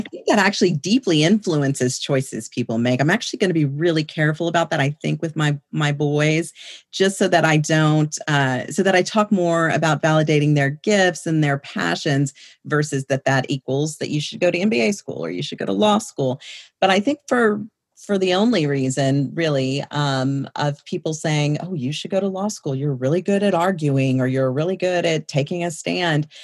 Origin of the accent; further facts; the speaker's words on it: San Antonio, Texas, United States; also born or lived in Boerne, Texas; born and raised in San Antonio, Texas